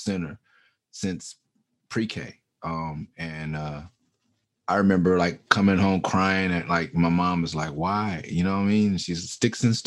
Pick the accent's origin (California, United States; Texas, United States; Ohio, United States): California, United States; Los Angeles; also born or lived in San Francisco Bay Area; Before anyone said Mid-City on the record, I was from Mid-City